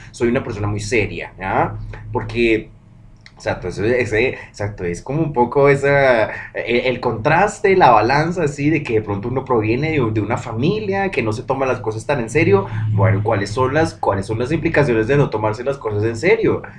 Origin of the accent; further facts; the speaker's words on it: Bogotá, Colombia; uno siendo bogotano, uno mm, siendo de acá arriba en las montañas